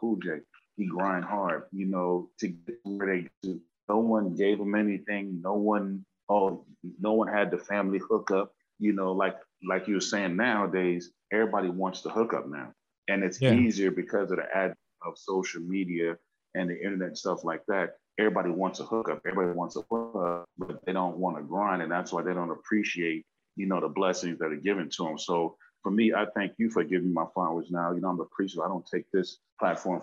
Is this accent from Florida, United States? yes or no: no; Los Angeles, California, United States; also born or lived in Bronx, New York / Brooklyn, New York / Belize; even though I was raised up out here, went to school out here